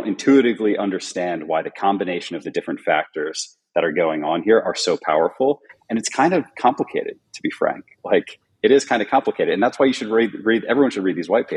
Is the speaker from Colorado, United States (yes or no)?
no; New Jersey, United States; moved away as an adult; also born or lived in New York; now in California, United States; I'm actually from New Jersey